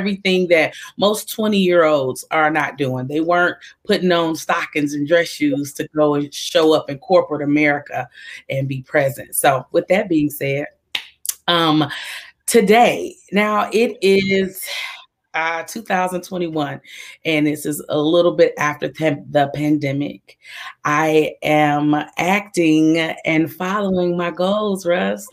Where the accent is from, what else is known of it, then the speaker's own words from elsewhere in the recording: Detroit, Michigan, United States; I am from Detroit, Michigan, the Motor City